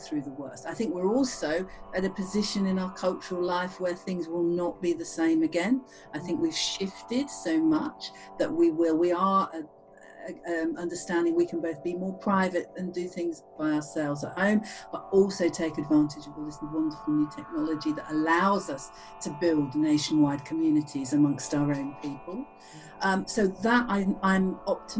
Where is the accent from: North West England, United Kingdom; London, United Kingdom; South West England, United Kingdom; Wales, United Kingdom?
South West England, United Kingdom; Cheltenham; I grew up in Cheltenham, and we have fabulous secondhand bookshops